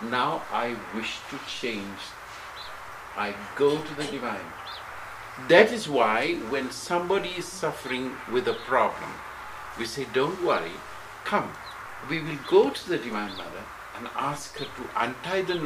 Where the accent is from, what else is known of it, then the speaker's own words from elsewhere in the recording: United Kingdom; also born or lived in Sri Lanka; now in Switzerland; Where did you grow up? In Britain.